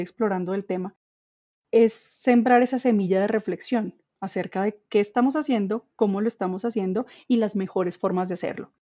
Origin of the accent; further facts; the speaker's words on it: Colombia; tenemos nosotros como población colombiana